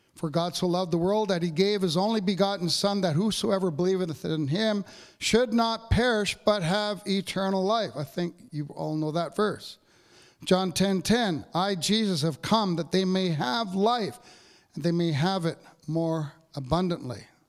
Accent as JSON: {"language": "English", "area": "Capreol, north of Sudbury", "region": "Ontario", "country": "Canada", "tie": "born or raised there", "moved": "yes", "said": "I go home for Christmas, uh, to my hometown, Cape Peril, north of Sudbury"}